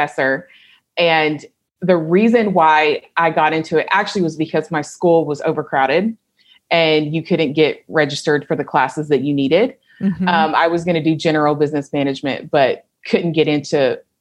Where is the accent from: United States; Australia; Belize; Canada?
United States; Kentucky; moved away as an adult; also born or lived in Germany / San Francisco; now in Puerto Vallarta, Mexico; I was born into the military and I was born in Germany. I grew up in Kentucky. I went to college in San Francisco. I now live in Puerto Vallarta.